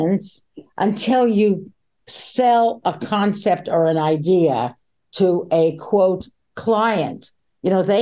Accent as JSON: {"language": "English", "town": "Montreal", "region": "Quebec", "country": "Canada", "tie": "born or raised there", "also_born_or_lived": "New York City", "said": "in the suburbs of Montreal, my hometown where I am now"}